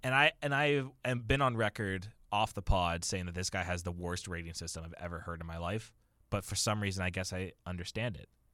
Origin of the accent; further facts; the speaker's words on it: Waterloo, Ontario, Canada; it's my hometown